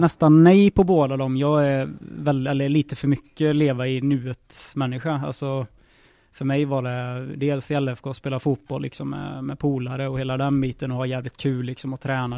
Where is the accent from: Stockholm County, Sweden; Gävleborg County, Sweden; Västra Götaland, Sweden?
Västra Götaland, Sweden; Lidköping; moved away; som vi säger hemma i Lisch.